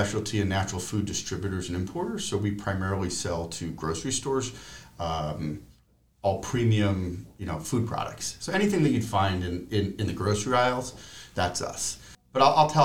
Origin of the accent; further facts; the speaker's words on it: Providence, Rhode Island, United States; We grew up on Eames Street, which is only a block away from the JCC